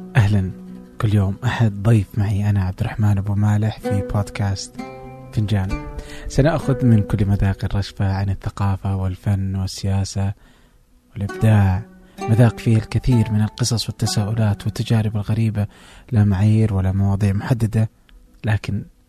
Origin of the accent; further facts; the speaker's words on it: Saudi Arabia; عندنا في السعودية